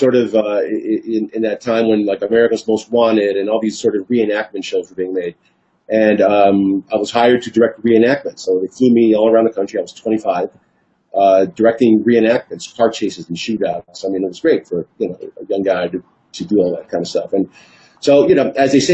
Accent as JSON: {"language": "English", "town": "Hialeah", "region": "Florida", "country": "United States", "tie": "born or raised there", "also_born_or_lived": "New York City", "said": "I was born in New York City, raised in Miami, Hialeah, Florida"}